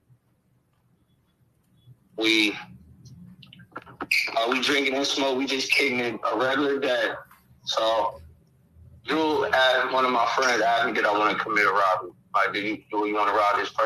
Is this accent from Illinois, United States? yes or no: no; Akron, Ohio, United States; I'm from Akron, Ohio